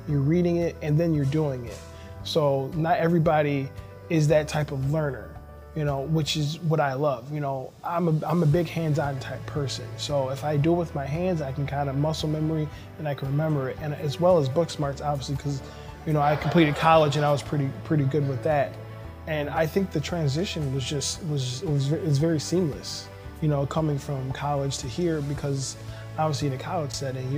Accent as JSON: {"language": "English", "town": "Elmhurst", "region": "Illinois", "country": "United States", "tie": "born or raised there", "said": "I was born in Elmhurst Hospital, and which is in DuPage County"}